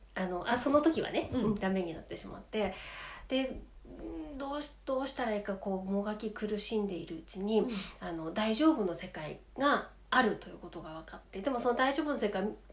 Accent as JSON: {"language": "Japanese", "town": "Sapporo", "region": "Hokkaido", "country": "Japan", "tie": "born or raised there", "said": "札幌生まれ札幌育ちの"}